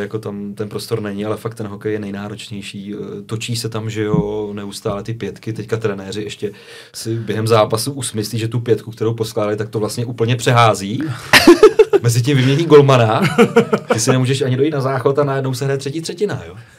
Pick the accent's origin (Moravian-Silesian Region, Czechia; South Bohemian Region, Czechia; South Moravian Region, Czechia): South Bohemian Region, Czechia; Borovany; pocházím z Borovan, tak vím, že jsem tam moderoval spoustu akcí, měl jsem svůj kapelu